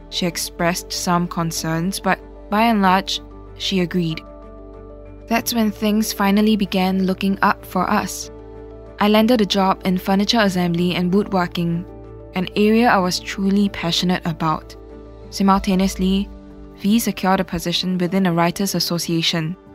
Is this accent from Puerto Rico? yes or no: no; Santa Rosa, Laguna, Philippines; You see, I come from Santa Rosa, Philippines, while my partner V hails from Sarpsborg, Norway.